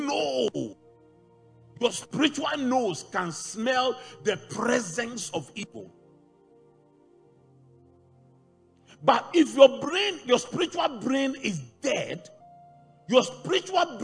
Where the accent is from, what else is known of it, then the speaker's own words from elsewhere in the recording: Kumasi, Ashanti, Ghana; moved away; when I was growing up in Kumasi, when I was a little child